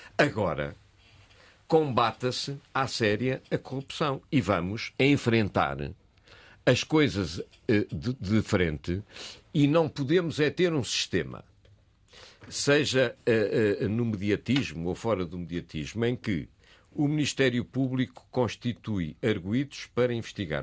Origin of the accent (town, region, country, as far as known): Portugal